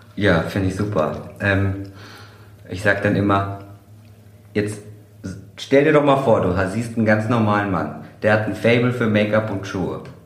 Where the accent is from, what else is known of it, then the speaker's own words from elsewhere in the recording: Kevelaer, North Rhine-Westphalia, Germany; Ich komme aus Kevela